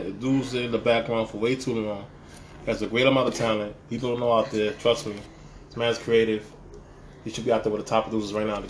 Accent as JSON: {"language": "English", "town": "New York City", "region": "New York", "country": "United States", "tie": "born or raised there", "also_born_or_lived": "Dominican Republic", "accent": "Straight New York", "said": "Live all my life on Soundview."}